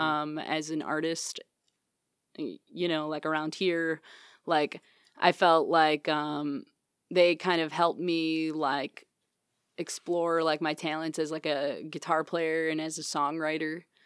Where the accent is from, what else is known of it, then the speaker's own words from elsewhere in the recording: Morley, Michigan, United States; I'm from West Michigan